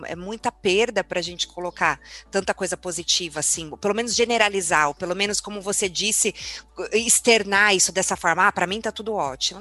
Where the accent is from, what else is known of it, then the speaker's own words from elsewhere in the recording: São Bernardo do Campo, São Paulo, Brazil; Eu sou de São Bernardo